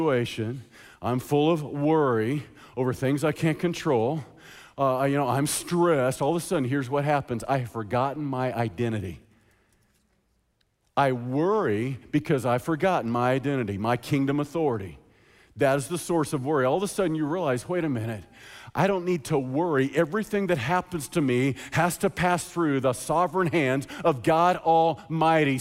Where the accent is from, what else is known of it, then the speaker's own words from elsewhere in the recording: United States; As American Christians